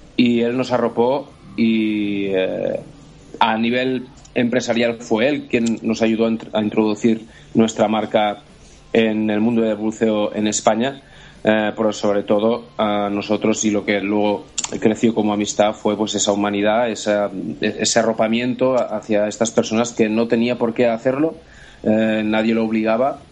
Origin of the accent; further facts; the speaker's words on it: Andorra; Nosotros somos eh, de Andorra